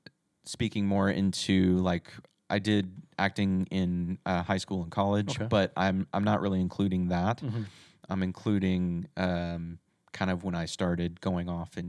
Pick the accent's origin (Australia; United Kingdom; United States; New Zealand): United States; Texas; I'm originally from Texas, so gotcha. This was started off in Dallas.